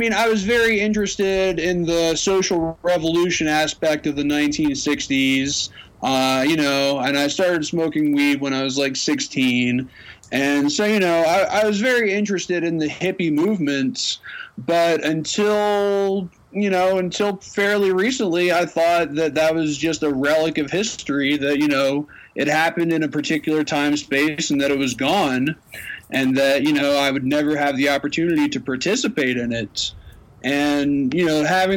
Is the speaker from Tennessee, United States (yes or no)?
yes; Knoxville, Tennessee, United States; now in Colorado, United States; I'm from Knoxville.